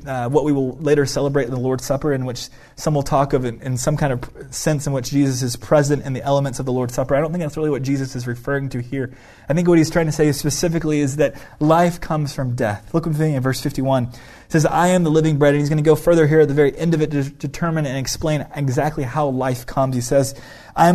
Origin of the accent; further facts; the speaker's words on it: United States; We as an American individualistic culture